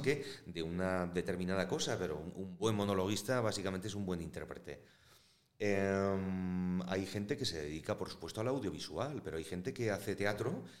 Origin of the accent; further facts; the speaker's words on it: Valladolid, Castile and León, Spain; yo soy de Valladolid